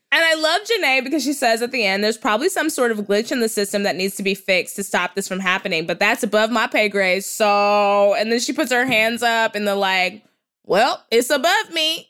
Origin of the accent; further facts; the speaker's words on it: Texas, United States; I'm from Texas